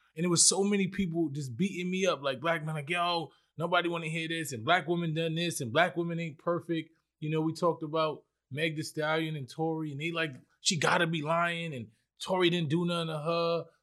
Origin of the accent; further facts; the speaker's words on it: New York City, New York, United States; I'm from the Bronx, so right. it was so multicultural